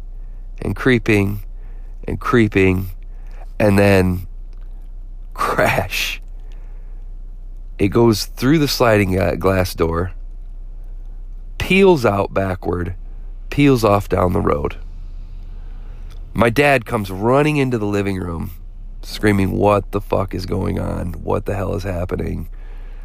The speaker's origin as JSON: {"language": "English", "town": "Flint", "region": "Michigan", "country": "United States", "tie": "born or raised there", "said": "growing up in Flint"}